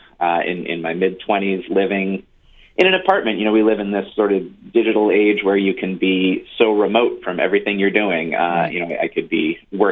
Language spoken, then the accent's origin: English; Milton, Massachusetts, United States; also born or lived in Norwell, Massachusetts; I grew up here, born and raised in Milton, Massachusetts